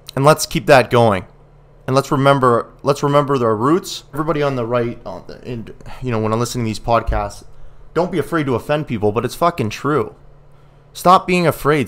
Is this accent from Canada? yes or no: yes; Ontario, Canada; I grew up in Ontario